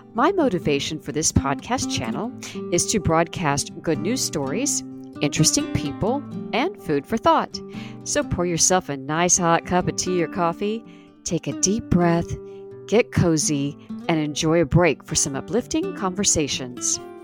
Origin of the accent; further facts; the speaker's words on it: Niceville, Florida, United States; also born or lived in Key Largo, Florida; growing up in Niceville